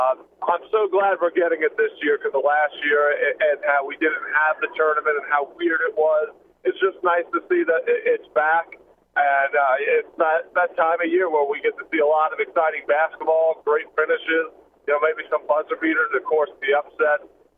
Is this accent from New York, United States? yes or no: yes; New York, United States; A couple of kids that I grew up with in New York